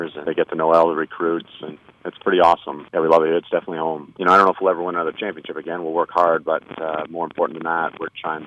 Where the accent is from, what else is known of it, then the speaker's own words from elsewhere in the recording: Canada; also born or lived in England; now in United States; I was born in England but grew up in Canada